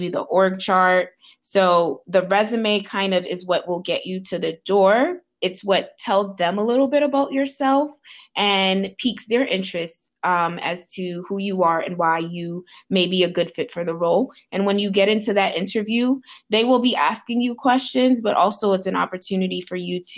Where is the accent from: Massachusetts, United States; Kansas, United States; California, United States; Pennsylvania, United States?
Massachusetts, United States; Boston; also born or lived in Haiti; I am from Boston, Massachusetts. I am Haitian by birth